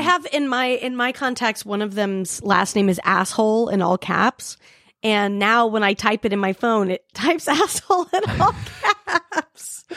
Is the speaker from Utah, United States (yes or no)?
yes; Salt Lake City, Utah, United States; I grew up in Salt Lake City